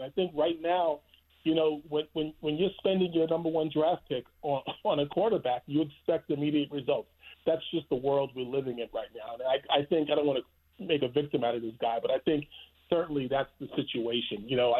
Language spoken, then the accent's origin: English; New York, United States; I'm a New Yorker